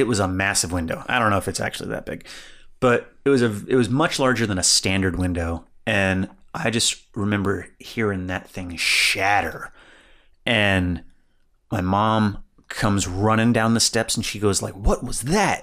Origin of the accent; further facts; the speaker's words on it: Evansville, Indiana, United States; I grew up in Evansville, Indiana